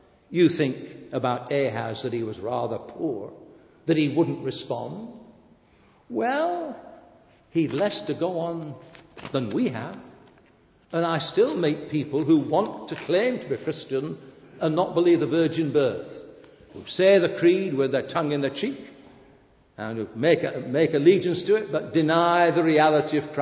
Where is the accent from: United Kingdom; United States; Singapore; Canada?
United Kingdom; I am British